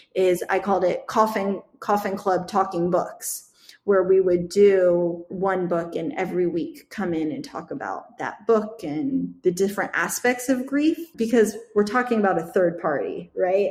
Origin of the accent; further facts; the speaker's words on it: Midwest, United States; I grew up in the Midwest around the Amish community